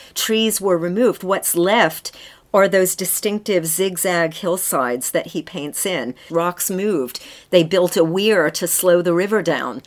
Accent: United States; now in United Kingdom; I'm an American

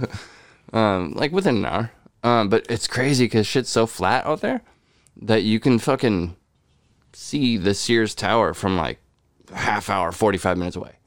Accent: California, United States; also born or lived in Chicago; just missing home, knowing California

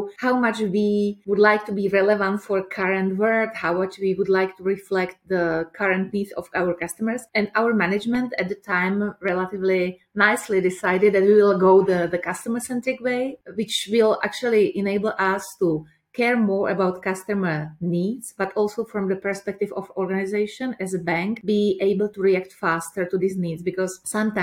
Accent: Prague, Czechia; I'm coming from Czech Republic, from Prague.

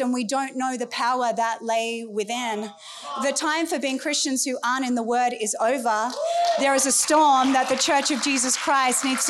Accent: United States; I'm an American

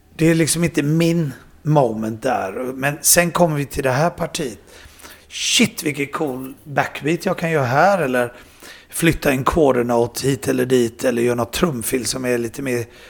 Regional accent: Sweden; det var jag, och Andy och jag och Panda mm. som var svenskar.

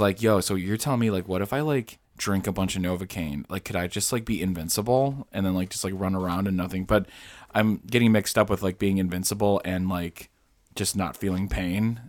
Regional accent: Illinois, United States; I'm, I'm not from Utah. I'm from Illinois

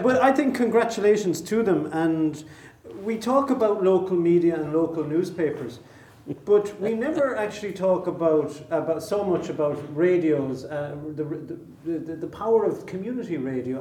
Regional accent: Ireland; as Irish people

